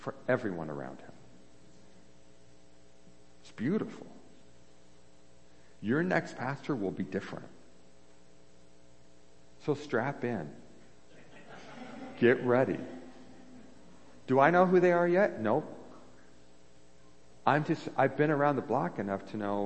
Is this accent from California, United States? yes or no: yes; San Diego, California, United States; the church I grew up in San Diego, California